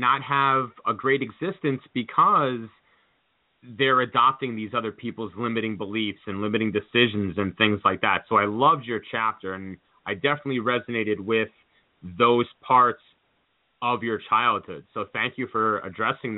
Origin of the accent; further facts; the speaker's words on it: northeastern Pennsylvania, United States; also born or lived in New York; when I was a small child, I moved from New York to a small town in northeastern Pennsylvania